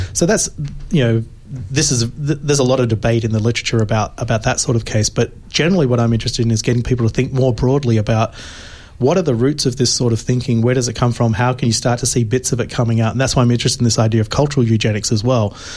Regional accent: Australia; moved away; I'm originally from Australia

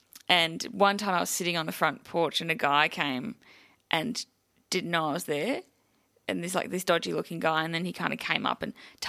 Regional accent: Melbourne, Victoria, Australia; I grew up in Melbourne

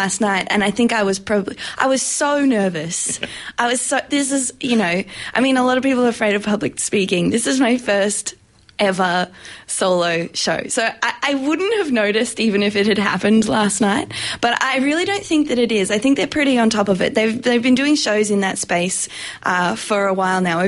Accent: Australia; I'm an Australian circus artist

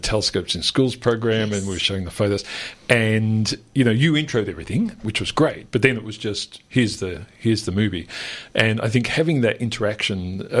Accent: Melbourne, Victoria, Australia; growing up in Melbourne, it was different. Mm-hmm. You know, like I was just 15 k's from the CBD where I grew up in Yarraville

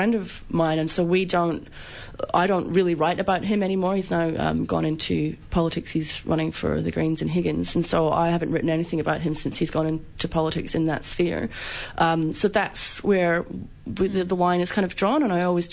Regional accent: Scotland, United Kingdom; now in Australia; growing up in Scotland, I was very much militant anti-Thatcher kind of young girl

